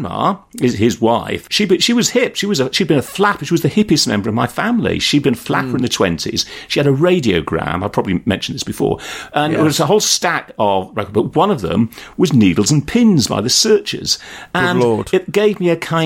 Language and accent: English; Yorkshire and the Humber, United Kingdom; moved away; I was brought up in West Yorkshire